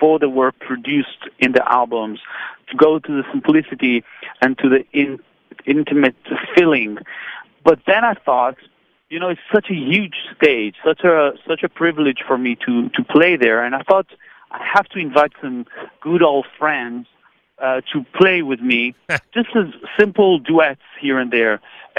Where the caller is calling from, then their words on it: Tel Aviv, Tel Aviv District, Israel; I'm calling you from Tel Aviv.